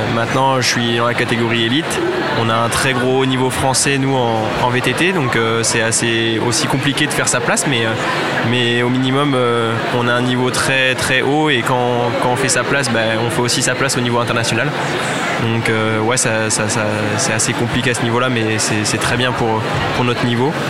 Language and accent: French; Reims, Grand Est, France; je suis de Reims à la base